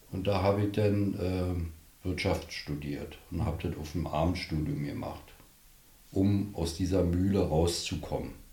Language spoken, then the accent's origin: German; Berlin, Germany; moved away as an adult; now in Strausberg, Germany; bin ja Berliner. Aufgewachsen, wie gesagt, in Berlin. Immer in Berlin.